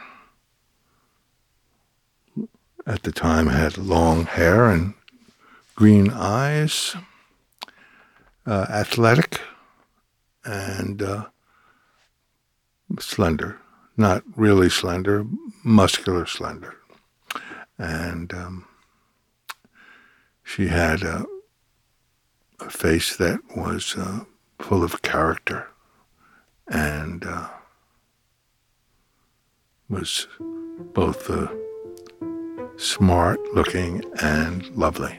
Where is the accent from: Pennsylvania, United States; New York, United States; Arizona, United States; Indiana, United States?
New York, United States; New York City; I grew up in Brooklyn